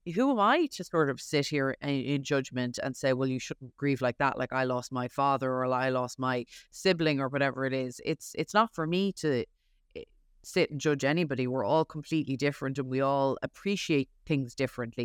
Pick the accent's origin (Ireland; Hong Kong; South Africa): Ireland; now in New York, United States; I was raised Catholic in Ireland.